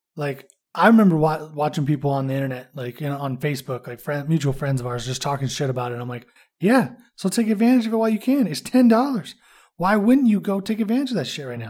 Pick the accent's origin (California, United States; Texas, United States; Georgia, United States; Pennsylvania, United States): California, United States; moved away; also born or lived in Indiana; I'm from California, so I'm used to driving anywhere